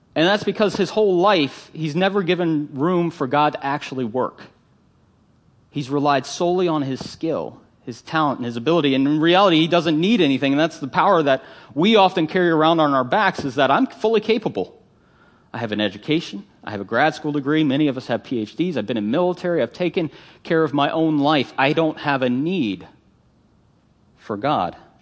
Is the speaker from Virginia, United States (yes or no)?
yes; Northern Virginia, United States; growing up in Northern Virginia